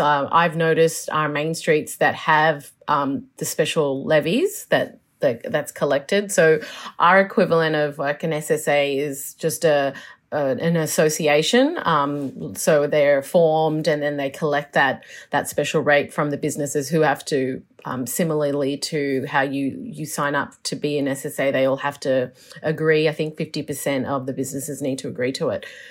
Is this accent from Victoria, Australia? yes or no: yes; Melbourne, Victoria, Australia; also born or lived in Chicago / New York; I'm from Melbourne, so this is home, home